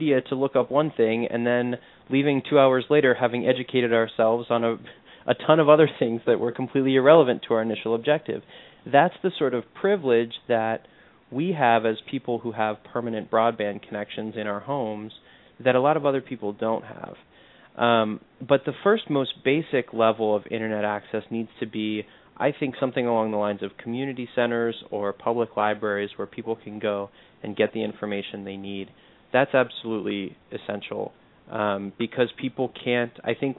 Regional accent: Charlottesville, Virginia, United States; My hometown of Charlottesville, Virginia

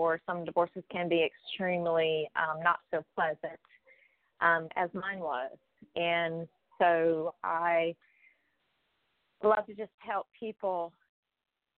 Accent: South Carolina, United States; born or raised there; also born or lived in Maryland

